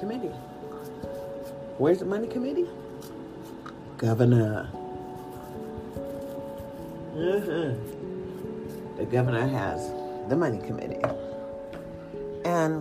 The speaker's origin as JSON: {"language": "English", "country": "United States", "said": "As an American"}